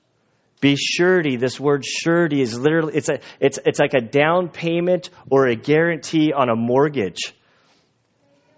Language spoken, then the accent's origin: English; United States; I, as an American, live a pretty comfortable life. And I think most American Christians, we have it so comfortable